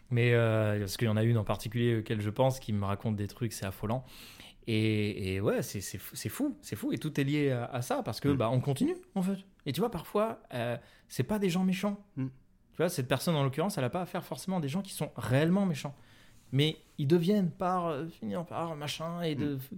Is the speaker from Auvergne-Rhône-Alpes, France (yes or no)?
no; Paris, Île-de-France, France; Parce que je suis parisien et que les parisiens ça souffle.